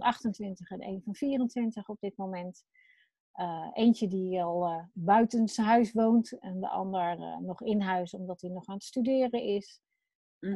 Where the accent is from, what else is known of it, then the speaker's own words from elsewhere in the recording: Wateringen, South Holland, Netherlands; Ik, eh, woon in, eh, Wateringen. Dat is tegen Den Haag aan. Daar ben ik, eh, opgegroeid.